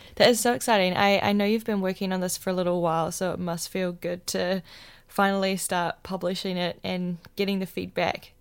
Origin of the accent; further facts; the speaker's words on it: Wellington, New Zealand; moved away as an adult; Wellington, my hometown